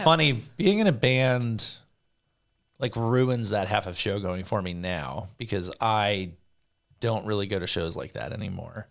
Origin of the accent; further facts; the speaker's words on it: Southern California, United States; I grew up in Southern California